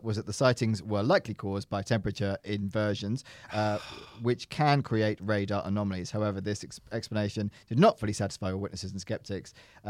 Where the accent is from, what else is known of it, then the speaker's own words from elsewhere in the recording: London, United Kingdom; I grew up in London. I have no idea what a star is.